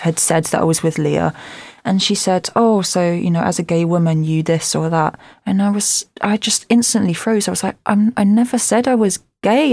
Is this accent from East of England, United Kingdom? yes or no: yes; Southend-on-Sea, East of England, United Kingdom; I'm an Essex girl and I'm from Southend, and it's right at the end of the Thames.